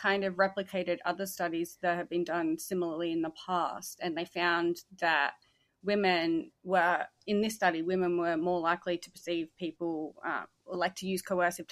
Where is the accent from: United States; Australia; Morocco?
Australia; also born or lived in Perth, Australia; I'm Australian